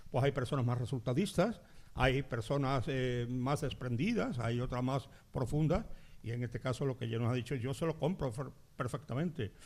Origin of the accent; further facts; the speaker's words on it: Carrión de los Céspedes, Andalusia, Spain; Carrión de los Céspedes. Mi pueblo